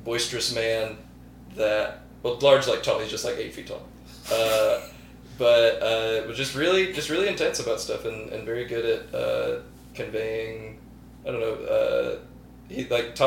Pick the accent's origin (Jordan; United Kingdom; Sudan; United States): United States; Alabaster, Alabama; I grew up in Alabaster, which is 20 minutes south of here